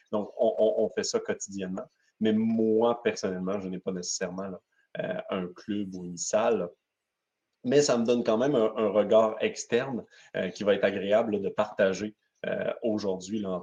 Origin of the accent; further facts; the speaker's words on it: Quebec, Canada; Un, je suis du côté québécois. comme vous pouvez le voir, malgré que mon accent est très léger, donc, je, je, je, suis ici au Québec